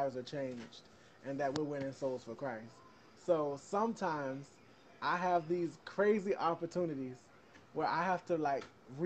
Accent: Savannah, Georgia, United States; I grew up in Savannah

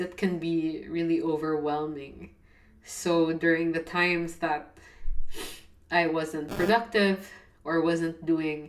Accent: Philippines; I'm from the Philippines.

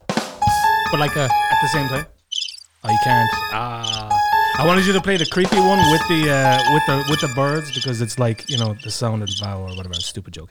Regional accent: Dingle Peninsula, Kerry, Munster, Ireland; now in Estonia; I'm from the Dingle Peninsula

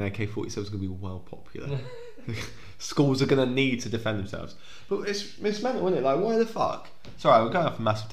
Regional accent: Maidstone, South East England, United Kingdom; moved away; also born or lived in Lincoln / Scotland; I grew up in Kent, in Maidstone.

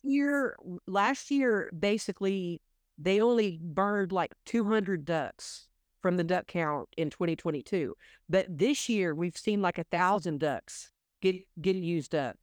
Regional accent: Oklahoma, United States; I grew up in Oklahoma

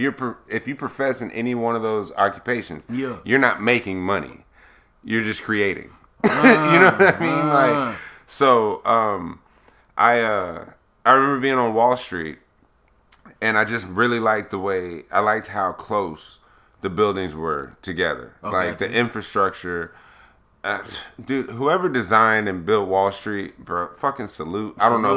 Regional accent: Florida, United States; I have my pistol with me. I'm from Florida, dog.

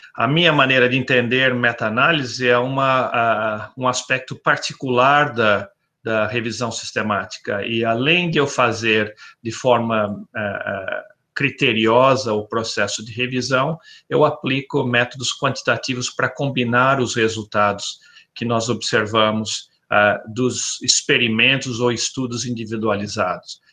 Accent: interior of São Paulo, Brazil; moved away as an adult; also born or lived in Botucatu / Arizona, United States / Davis, California, United States; now in Florida, United States; eu sou originário do interior de São Paulo

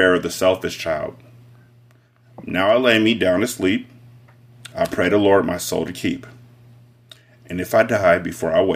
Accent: West Coast, United States; I'm from the West Coast.

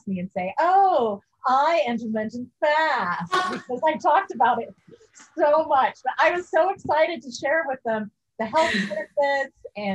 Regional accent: Kansas, United States; moved away; I'm from Kansas

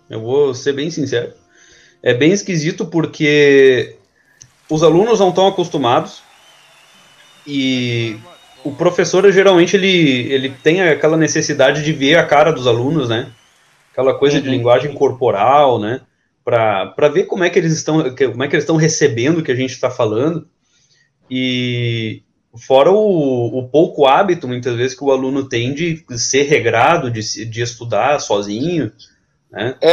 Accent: Nova Petrópolis, Rio Grande do Sul, Brazil; Eu sou de Nova Petrópolis, Rio Grande do Sul.

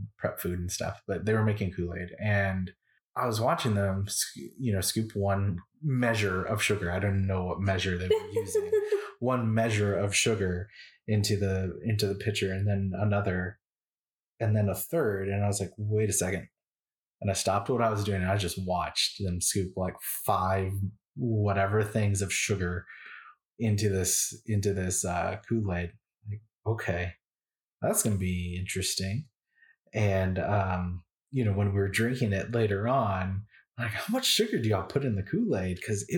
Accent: San Antonio, Texas, United States; Now, I grew up in San Antonio, Texas. And so that is, and I come from a Hispanic family and all of that culture. That's the food that I grew up with, all of that.

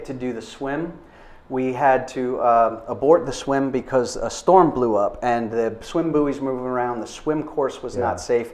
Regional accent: Florida, United States; moved away; I grew up in Florida

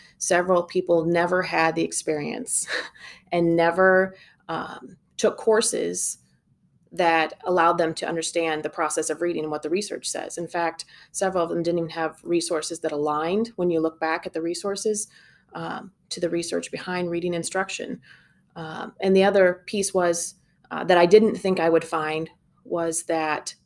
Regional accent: Galesburg, Illinois, United States; I'm a Galesburg girl, born and raised

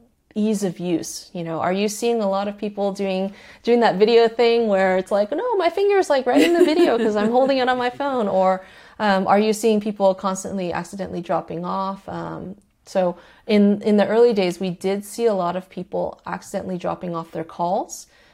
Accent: Mexico City, Mexico; She's from Mexico City. I'm also from Mexico City, or my mother's also from Mexico City.

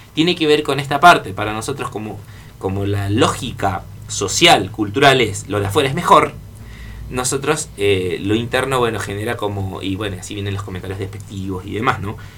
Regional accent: Argentina; nosotros, como argentinos

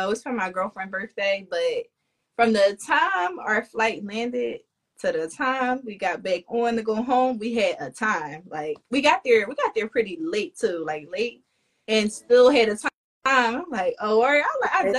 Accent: Philadelphia, Pennsylvania, United States; I'm from Philly.

